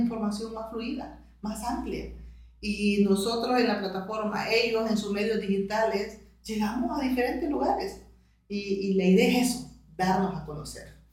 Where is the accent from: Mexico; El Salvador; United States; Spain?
El Salvador; como salvadoreños